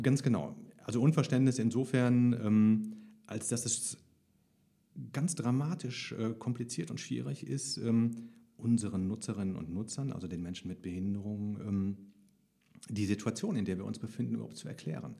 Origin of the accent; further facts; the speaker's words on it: Heinsberg district, North Rhine-Westphalia, Germany; ich komme aus dem Kreis Heinsberg